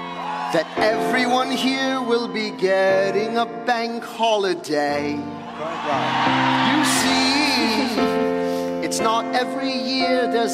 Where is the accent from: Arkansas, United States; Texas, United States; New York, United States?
New York, United States; I'm from New York